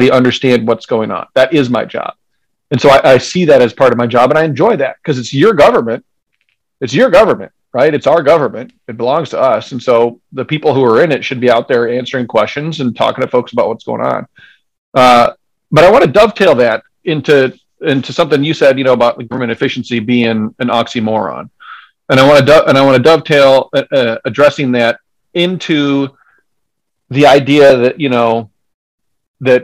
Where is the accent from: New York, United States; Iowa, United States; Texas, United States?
Iowa, United States; Decorah; I grew up in Decorah